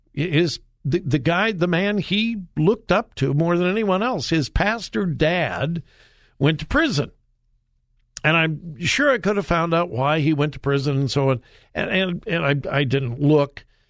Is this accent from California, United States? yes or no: yes; California, United States; I'm from California